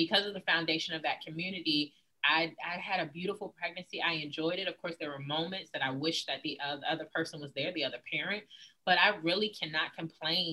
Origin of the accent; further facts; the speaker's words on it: Virginia, United States; also born or lived in San Antonio, Texas; I grew up in a two-parent household. I am from Virginia